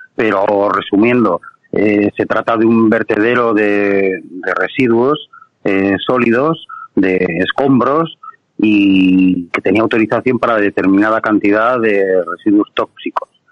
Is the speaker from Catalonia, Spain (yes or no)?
no; Basque Country, Spain; este gobierno nacionalista y socialista que tenemos en el País Vasco